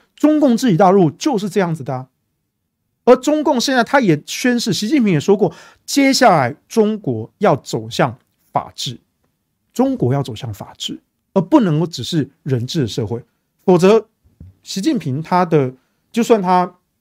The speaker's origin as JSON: {"language": "Chinese", "country": "Taiwan", "said": "第二个我是中华民国的国民，A K A我是中国人"}